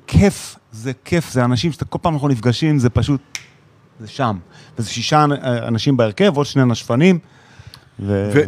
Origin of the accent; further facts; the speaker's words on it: Israel; moved away as an adult; ילד ישראלי